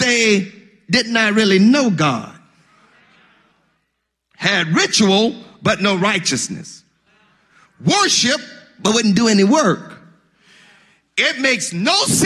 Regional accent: Mississippi, United States; I'm from Mississippi

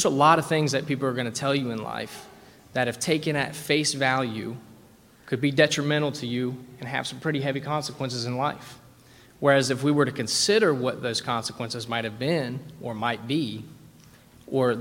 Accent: West Virginia, United States; I'm from West Virginia

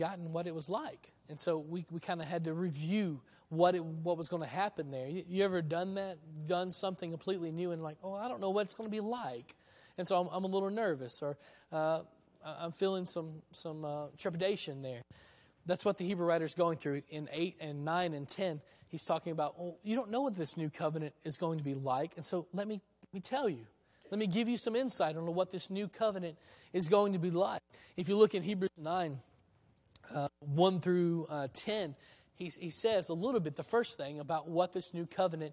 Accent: Middle Tennessee, United States; moved away as an adult; I'm from Middle Tennessee

